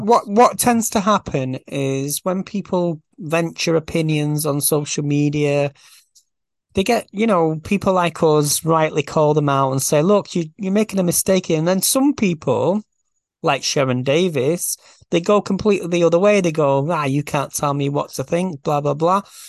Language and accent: English; Farnworth, North West England, United Kingdom; I'm, I'm from Farnworth